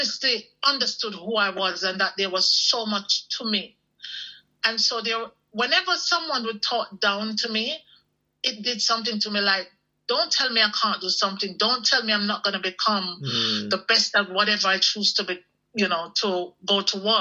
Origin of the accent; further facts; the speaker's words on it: Jamaica; growing up in Jamaica in the West Indies, even though we were considered poor